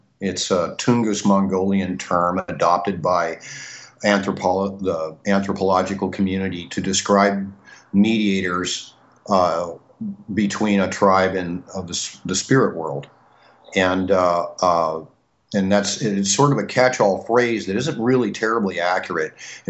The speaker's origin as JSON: {"language": "English", "region": "Montana", "country": "United States", "tie": "born or raised there", "moved": "yes", "lives_now": "Hawaii, United States", "said": "I was born and raised in Montana and was kind of exposed to certain religious ideas, native ideas."}